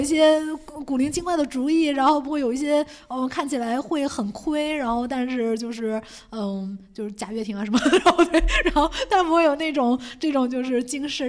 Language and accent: Chinese; Beijing, China; now in Shanghai, China; 因为当时从北京来嘛，他说：“哎呀，你们北京人志志气大呀